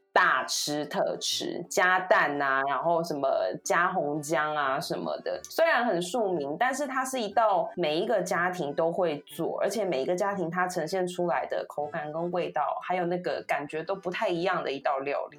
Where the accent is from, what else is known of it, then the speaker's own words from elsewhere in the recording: Taiwan; moved away as an adult; now in Japan; 身为一个台湾人